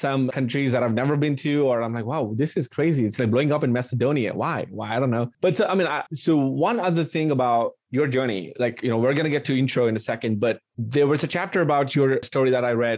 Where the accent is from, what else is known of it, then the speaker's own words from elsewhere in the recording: India; moved away as an adult; now in United States; I grew up in India for the first 20 years and then moved to the US and at 21 and I've been here for 12 years now.